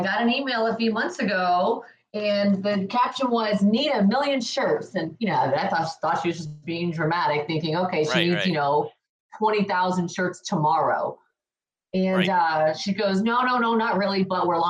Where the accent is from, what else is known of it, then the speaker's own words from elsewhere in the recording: South Florida, United States; I'm originally from South Florida